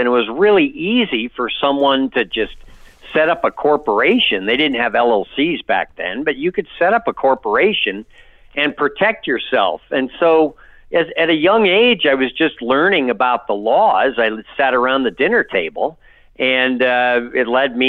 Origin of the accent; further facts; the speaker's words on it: Oakland, California, United States; now in Nevada, United States; I grew up in the San Francisco Bay Area in the Oakland Hills, and my dad was a judge in Oakland.